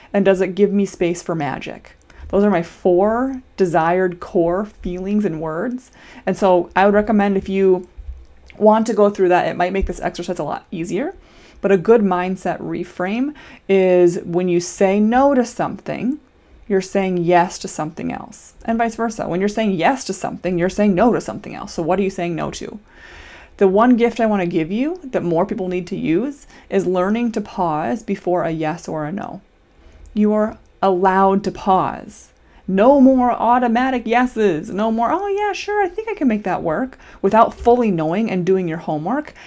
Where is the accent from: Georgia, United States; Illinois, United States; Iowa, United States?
Iowa, United States; now in Minnesota, United States; I'm a Minnesotan currently, born and raised in Iowa